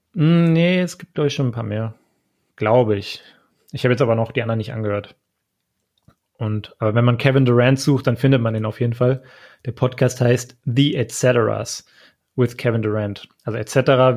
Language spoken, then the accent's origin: German; Frankfurt, Hesse, Germany; Ich komme aus Frankfurt